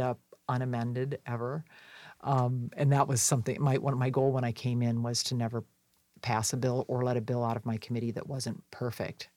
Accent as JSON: {"language": "English", "region": "Wisconsin", "country": "United States", "tie": "born or raised there", "said": "In my home state"}